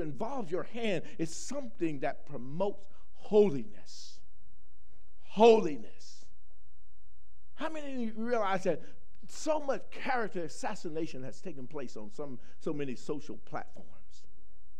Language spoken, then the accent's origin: English; the South, United States; moved away; I grew up in the South